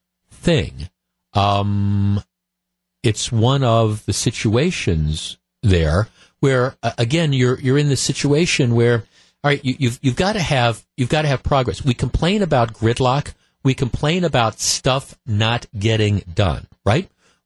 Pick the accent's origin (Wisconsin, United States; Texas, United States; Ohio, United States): Wisconsin, United States; Glendale; I grew up in Glendale. I've spent most of my life here in the Milwaukee area.